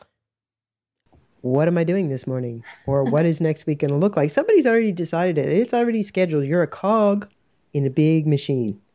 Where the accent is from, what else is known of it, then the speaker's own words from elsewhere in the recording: Canada; I'm Canadian